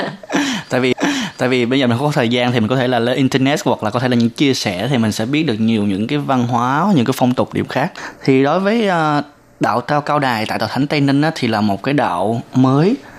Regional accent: Tây Ninh, Vietnam; moved away as an adult; now in Taiwan; 2 tuần 3 tuần mới có cái cái cái dịp mình trở về quê

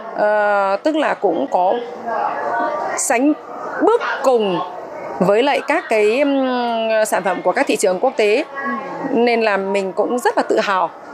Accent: Vietnam; now in Taiwan; người Việt mình

